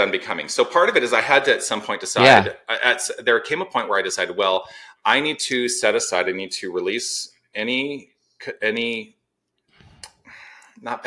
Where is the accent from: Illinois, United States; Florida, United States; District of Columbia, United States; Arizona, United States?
Arizona, United States; Tucson; moved away as an adult; also born or lived in Los Angeles / Toronto; I was born and raised in Tucson.